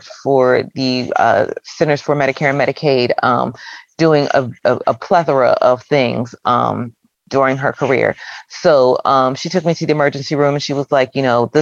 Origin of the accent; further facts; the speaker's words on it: Philadelphia, Pennsylvania, United States; I'm from the Philadelphia area